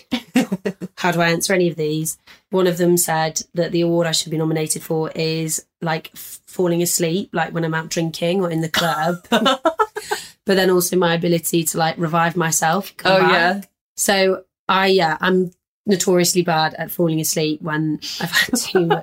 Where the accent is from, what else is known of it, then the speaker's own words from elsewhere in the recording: Leeds, Yorkshire and the Humber, United Kingdom; I'm from Leeds